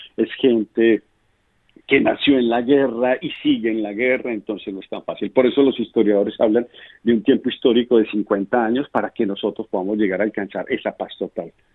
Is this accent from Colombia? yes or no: yes; Colombia; como colombiano